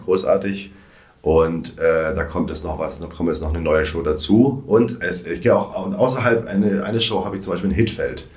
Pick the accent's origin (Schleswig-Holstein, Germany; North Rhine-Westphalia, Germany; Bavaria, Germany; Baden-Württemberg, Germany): Baden-Württemberg, Germany; Reutlingen; moved away; also born or lived in Stuttgart; Ich komme ursprünglich aus Reutlingen